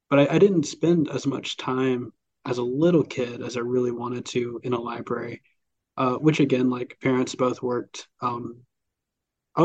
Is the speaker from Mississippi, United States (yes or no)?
yes; Columbus, Mississippi, United States; also born or lived in Cleveland, Mississippi; born and raised on the eastern side of the state. So Lowndes County, I grew up just outside of Columbus, Mississippi.